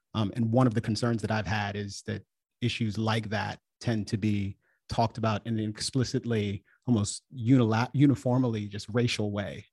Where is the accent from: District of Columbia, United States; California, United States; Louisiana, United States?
District of Columbia, United States; Washington; I'm from D C. My family is from Jamaica